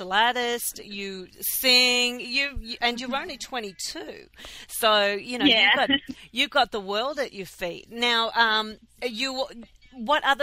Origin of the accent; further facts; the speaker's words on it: Melbourne, Victoria, Australia; now in Philadelphia, United States; I'm from Melbourne, Australia, and I live in Philadelphia.